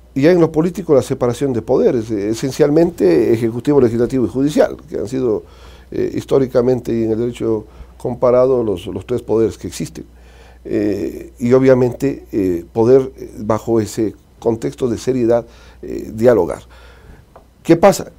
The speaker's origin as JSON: {"language": "Spanish", "town": "Azogues", "region": "Cañar", "country": "Ecuador", "said": "la Azogues, mi ciudad, mi tierra de la que fui alcalde"}